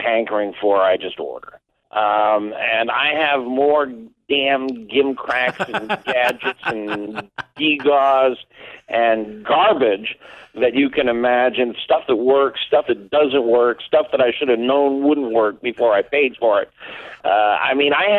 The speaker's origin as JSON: {"language": "English", "region": "East Coast", "country": "United States", "tie": "born or raised there", "moved": "yes", "lives_now": "Chicago suburbs, United States", "said": "I was raised on the East Coast with seafood"}